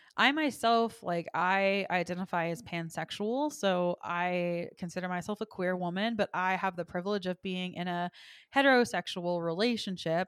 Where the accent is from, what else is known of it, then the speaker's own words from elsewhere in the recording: the South, United States; I am from the South